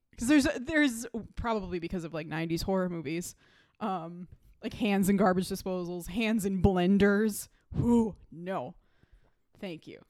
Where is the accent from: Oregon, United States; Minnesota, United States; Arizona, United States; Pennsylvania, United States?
Minnesota, United States; growing up in Minnesota